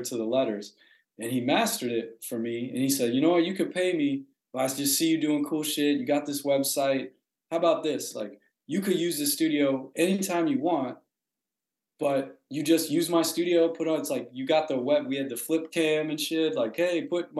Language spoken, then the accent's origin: English; Chicago, Illinois, United States; I grew up in Chicago. I grew up in a neighborhood called Hyde Park on the South Side.